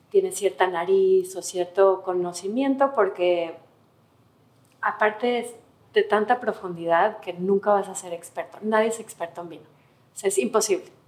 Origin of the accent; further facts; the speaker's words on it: Mexico; moved away as an adult; now in New York, United States; ahí nací, ahí crecí